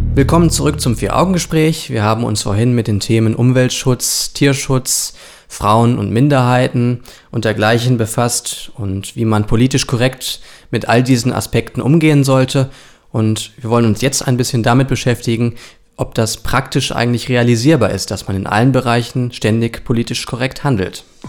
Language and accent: German; Germany; wir als Deutsche